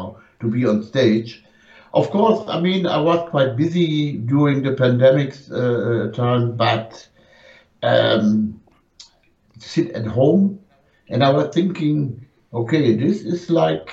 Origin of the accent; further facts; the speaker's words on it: Germany; first language German; English is a second language; German language is very hard, you know, and the words are coming out different.